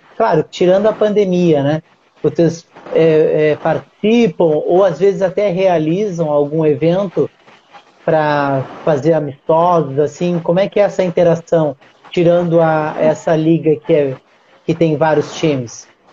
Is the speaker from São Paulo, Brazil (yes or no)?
no; Uruguaiana, Rio Grande do Sul, Brazil; now in Rio de Janeiro, Brazil; a cidade onde eu nasci porque eu sou eu moro aqui no Rio de, no Rio de Janeiro só que eu sou de Uruguaiana, Rio Grande do Sul